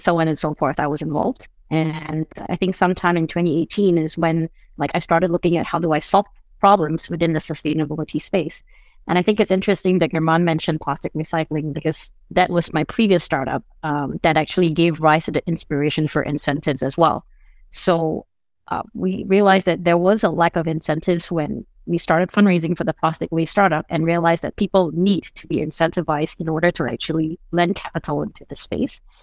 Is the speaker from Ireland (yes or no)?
no; Singapore; also born or lived in United States; now in Portugal; I'm originally from Singapore, but I now reside between Portugal and the United States